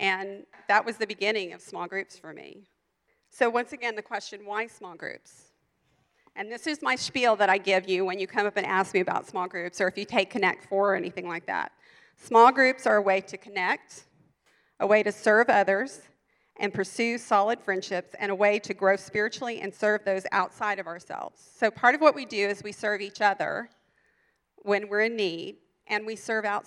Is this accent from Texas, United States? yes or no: yes; Texas, United States; moved away; I'd gone to some really big churches in Texas, and we're from Texas